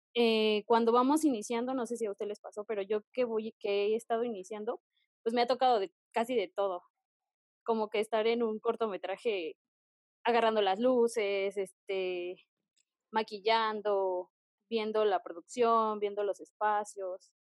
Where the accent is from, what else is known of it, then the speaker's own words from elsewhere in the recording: Texcoco, State of Mexico, Mexico; yo que soy del Estado de México, específicamente de Texcoco